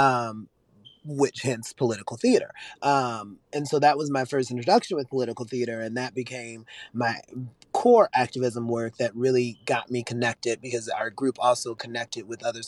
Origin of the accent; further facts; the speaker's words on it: Richmond, Virginia, United States; I'm from Richmond, Virginia